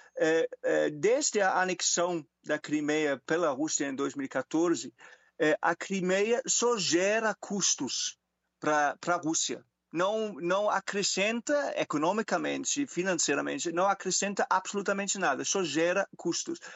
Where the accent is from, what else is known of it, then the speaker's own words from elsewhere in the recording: Germany; Portuguese is a second language; moved away; Eu sou alemão